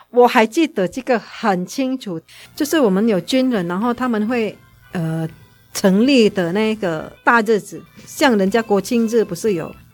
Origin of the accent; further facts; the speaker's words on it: Indonesia; moved away as an adult; now in Taiwan; 因为在印尼你要当老师，你就有读专门当老师的，嗯，我们那边是有一个像师范大学嘛